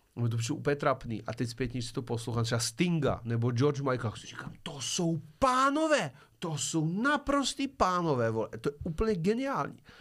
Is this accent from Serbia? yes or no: yes; Serbia; now in Czech Republic; já jsem sice původně ze Srbska, ale já ten český jazyk předělám